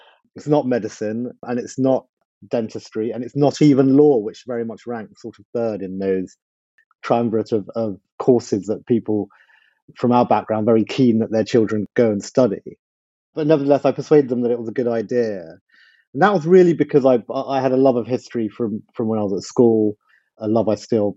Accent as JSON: {"language": "English", "region": "London", "country": "United Kingdom", "tie": "born or raised there", "also_born_or_lived": "Mile End", "said": "I was born in Mile End and grew up in Whitechapel when I was small"}